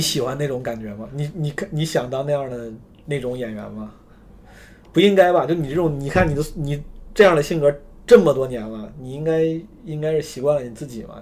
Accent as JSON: {"language": "Chinese", "region": "Henan", "country": "China", "accent": "Henan dialect", "said": "我们河南话不主贵"}